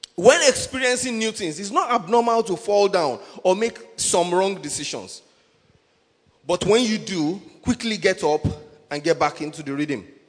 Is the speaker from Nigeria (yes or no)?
yes; Nigeria; I'm a Nigerian now.